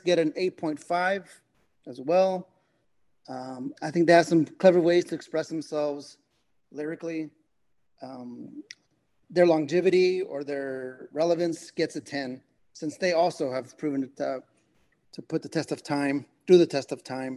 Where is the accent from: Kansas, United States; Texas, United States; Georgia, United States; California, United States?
California, United States; moved away; we grew up in California